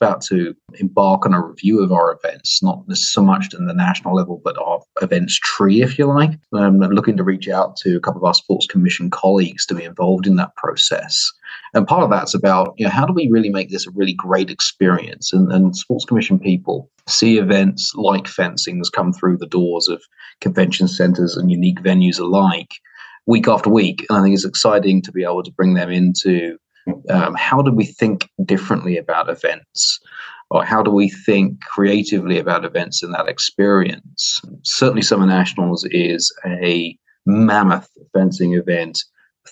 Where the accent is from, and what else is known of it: United Kingdom; accent: British; now in United States